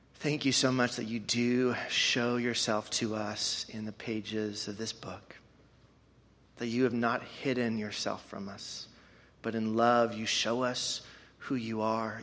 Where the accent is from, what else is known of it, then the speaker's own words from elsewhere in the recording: Canada; now in Madison, United States; I am from Canada